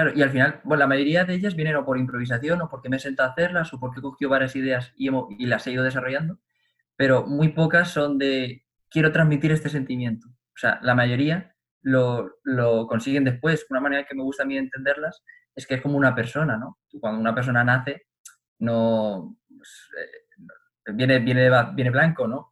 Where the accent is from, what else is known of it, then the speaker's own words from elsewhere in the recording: Cuenca, Castilla-La Mancha, Spain; la Academia de mi pueblo, en Cuenca